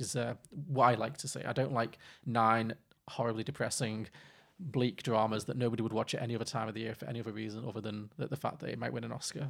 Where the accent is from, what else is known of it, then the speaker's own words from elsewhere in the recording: Liverpool, North West England, United Kingdom; I'm from, I grew up in Liverpool and most of my family are f, from Irish Catholic background